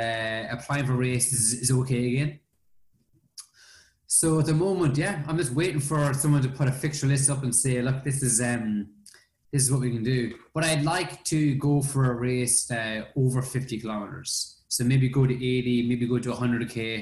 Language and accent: English; Ireland; me being Irish